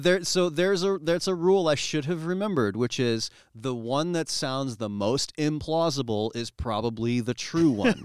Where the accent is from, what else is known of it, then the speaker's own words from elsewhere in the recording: Cedar Rapids, Iowa, United States; also born or lived in New York; growing up in Cedar Rapids